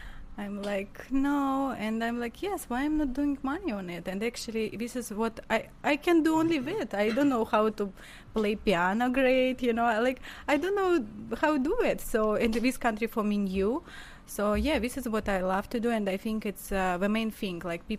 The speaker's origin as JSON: {"language": "English", "country": "Russia", "tie": "born or raised there", "also_born_or_lived": "Armenia", "second_language": "English", "moved": "as an adult", "lives_now": "United States", "said": "I've been in Russia, where I came from, actually. Mm-hmm. No, I came from Armenia, but, you know, all my life I've been in Russia."}